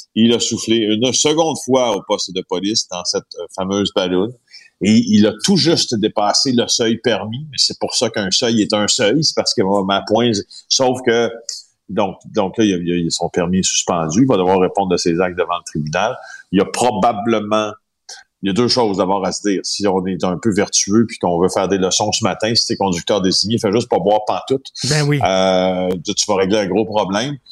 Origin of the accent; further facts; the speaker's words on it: regions of Quebec, Canada; je viens des régions du Québec